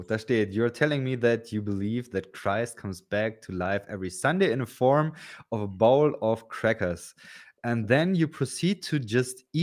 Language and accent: German; Aachen, North Rhine-Westphalia, Germany; Ah, stimmt, ähm, ich komme ja aus Aachen. Ja, Aachener Dom kennst du wahrscheinlich.